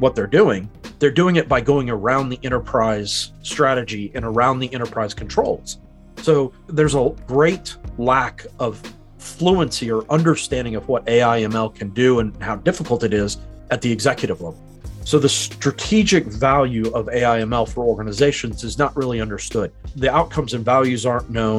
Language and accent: English; United States; moved away as an adult; now in New Zealand; I'm originally from America, but I've been in New Zealand since 2013